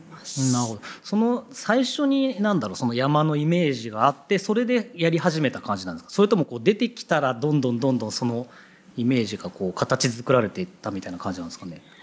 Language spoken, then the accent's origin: Japanese; Yokohama, Kanagawa, Japan; 同じ横浜出身ですね